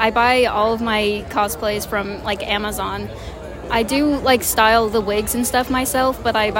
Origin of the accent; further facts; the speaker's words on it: Moore, Oklahoma, United States; I'm from Moore, Oklahoma.